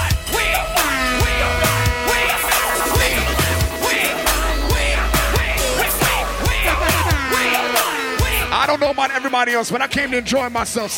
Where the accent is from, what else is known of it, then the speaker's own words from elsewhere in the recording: Florida, United States; I went to school here